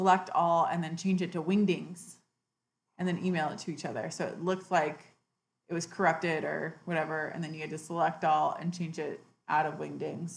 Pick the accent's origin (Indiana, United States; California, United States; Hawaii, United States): Hawaii, United States; I'm from Hawaii